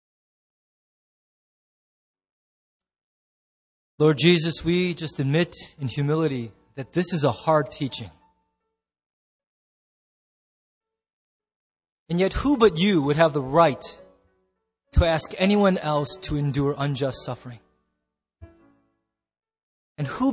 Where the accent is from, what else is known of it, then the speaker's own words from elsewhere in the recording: United States; I'm so proud and thankful to be an American, and I love so much of what growing up in this nation has instilled in my instinct